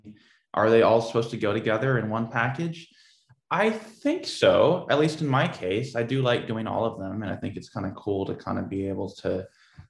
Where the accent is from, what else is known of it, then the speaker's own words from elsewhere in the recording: Portland, Oregon, United States; I grew up in Portland, Oregon